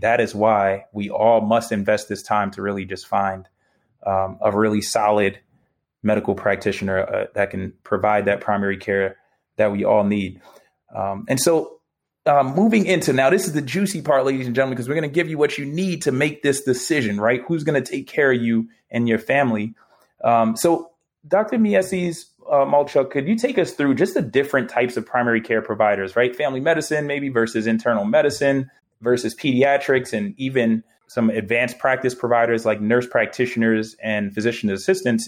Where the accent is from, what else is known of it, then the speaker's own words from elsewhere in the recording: New York City, New York, United States; moved away; I'm still a New Yorker. I love my city, man. That's my home.